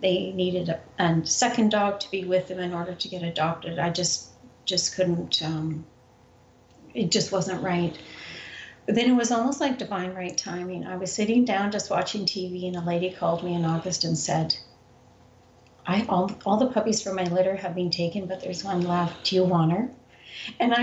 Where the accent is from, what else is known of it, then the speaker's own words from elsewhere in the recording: Canada; moved away; I'm originally from Canada